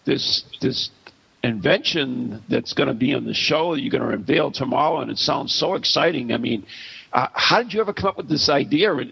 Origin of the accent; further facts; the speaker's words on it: Scotland, United Kingdom; I'm Scottish, so I can't say anything.